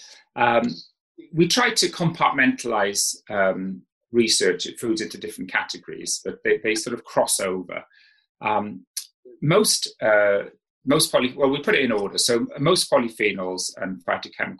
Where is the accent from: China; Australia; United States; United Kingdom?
United Kingdom; South Wales; I grew up in South Wales